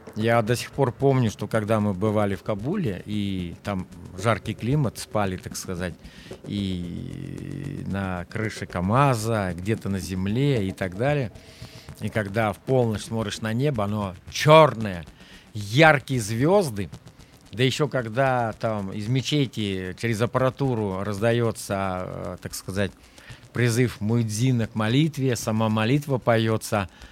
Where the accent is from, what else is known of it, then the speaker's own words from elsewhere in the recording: Kaluga Oblast, Russia; moved away as an adult; я вырос в Калужской области и никогда не покидал практически ее пределов